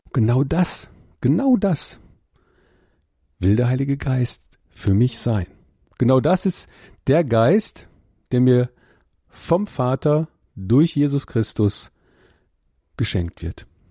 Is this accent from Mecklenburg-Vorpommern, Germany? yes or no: no; Ruhr area, North Rhine-Westphalia, Germany; ich komme aus dem Ruhrgebiet